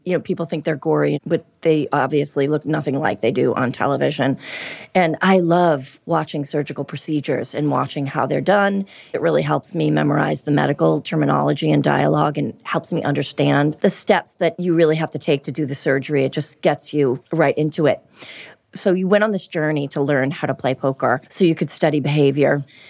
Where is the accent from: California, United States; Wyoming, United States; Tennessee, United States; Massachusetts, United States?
Massachusetts, United States; Everett; you'll hear my accent. You'll be like, oh, yeah. I grew up in a town called Everett.